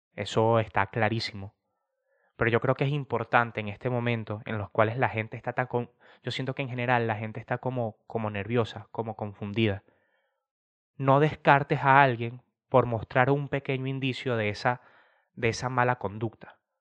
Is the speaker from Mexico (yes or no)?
no; Venezuela; now in Spain; yo siendo un venezolano que está en España